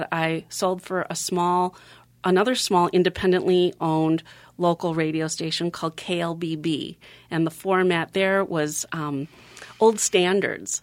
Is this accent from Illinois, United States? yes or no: no; Minnetonka, Minnesota, United States; also born or lived in Sacramento, California; my parents built the house in Minnetonka. That's kinda where I grew up until I was about five and a half